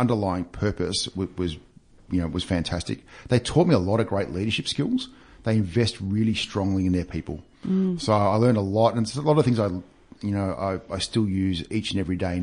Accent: Victoria, Australia; local born and bred. In fact, my father lives in Mornington, so I know this area very well.

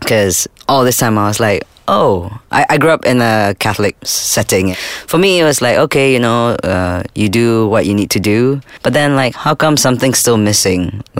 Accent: Singapore; I was born in Singapore

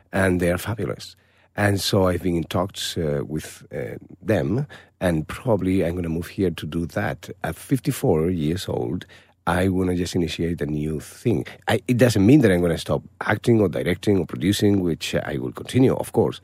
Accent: Malaga, Andalusia, Spain; moved away; my hometown in Malaga

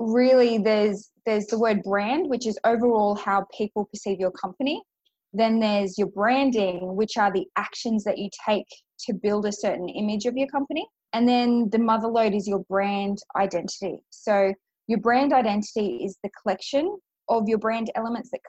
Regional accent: Grafton, New South Wales, Australia; now in Brisbane, Australia; I grew up in a really small country town

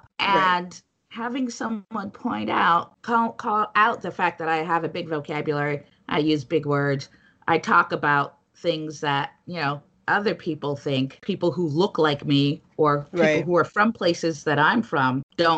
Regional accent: New York City, New York, United States; I come from a West Indian background myself and grew up in New York City, went to school in the Northeast, live in the Northeast

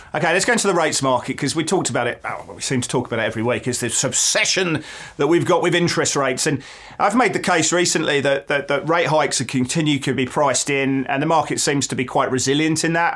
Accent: England, United Kingdom; now in Melbourne, Australia; as an Englishman

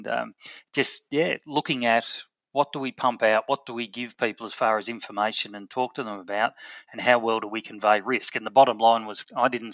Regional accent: Melbourne, Victoria, Australia; we moved to Melbourne, and so I was born in Melbourne

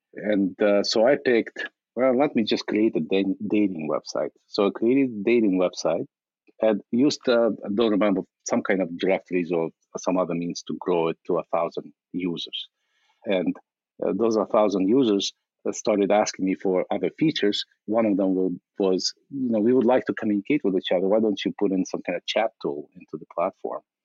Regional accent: Ukraine; moved away as an adult; now in United States; in 1997, I immigrated from from Ukraine uh, as a refugee

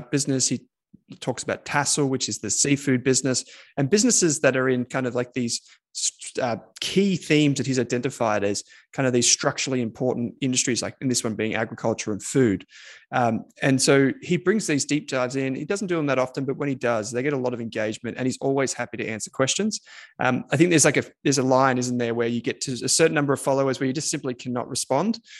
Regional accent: Victoria, Australia; from my home state of Victoria

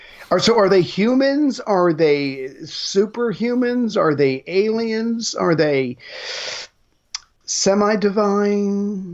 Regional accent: Charleston, South Carolina, United States; I'm from Charleston, South Carolina, and I had never heard of that because my parents didn't hang out with crazy Christians.

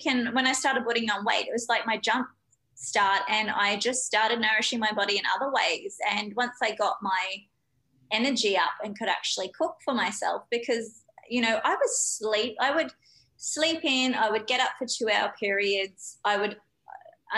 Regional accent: Australia; I'm very Aussie

